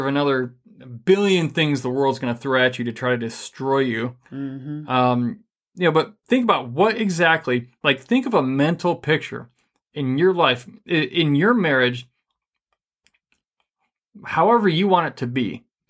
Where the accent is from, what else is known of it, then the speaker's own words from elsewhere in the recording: Michigan, United States; I'm from Michigan.